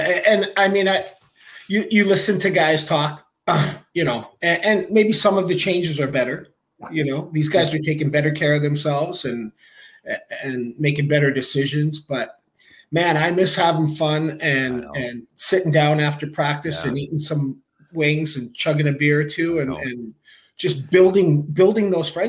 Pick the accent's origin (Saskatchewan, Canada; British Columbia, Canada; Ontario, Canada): Saskatchewan, Canada; Saskatoon; So born in Saskatoon, Saskatchewan. Grew up playing youth hockey there.